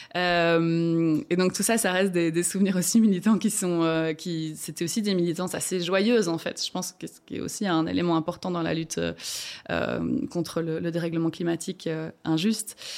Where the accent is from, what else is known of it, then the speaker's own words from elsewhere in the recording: Rochefort, Wallonia, Belgium; moved away as an adult; now in Brussels, Belgium; je viens de Rochefort au départ, du fin fond de la Prince de Namur